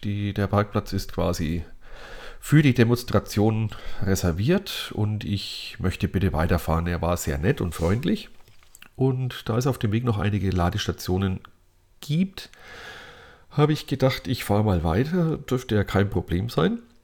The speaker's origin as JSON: {"language": "German", "area": "Lower Franconia", "region": "Bavaria", "country": "Germany", "tie": "born or raised there", "said": "meiner Heimat in Unterfranken"}